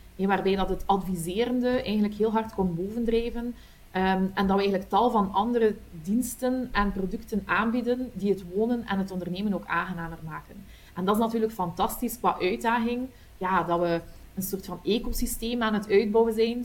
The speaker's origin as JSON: {"language": "Dutch", "town": "Kortrijk", "region": "Flanders", "country": "Belgium", "accent": "Kortrijk West Flemish", "said": "ik ben afkomstig uit Kortrijk. dat hoor je ongetwijfeld aan mijn accent, een, een, een, echte Kortrijkse, West-Vlaming"}